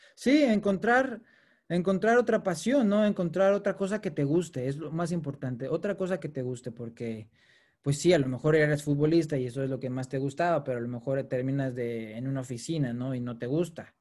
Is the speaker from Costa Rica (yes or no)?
no; Mexico; moved away as an adult; now in United Kingdom; siendo mexicano